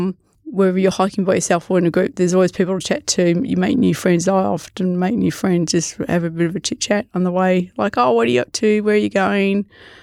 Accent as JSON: {"language": "English", "town": "Morwell", "region": "Victoria", "country": "Australia", "tie": "born or raised there", "said": "where I grew up in Morwell. I'd hike Yarra Valley, Tarra Valley, Wall."}